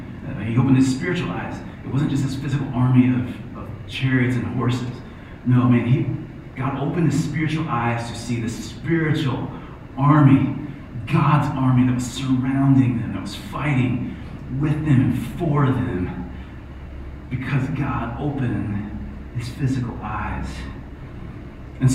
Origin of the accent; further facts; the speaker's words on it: Ohio, United States; I'm from Ohio.